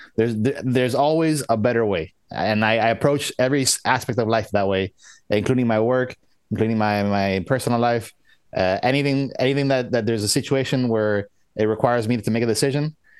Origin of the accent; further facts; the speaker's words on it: United States; I was born in the U.S.